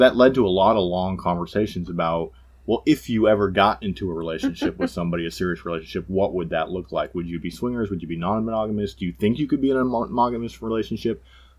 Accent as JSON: {"language": "English", "region": "New England", "country": "United States", "said": "I'm from the New England area"}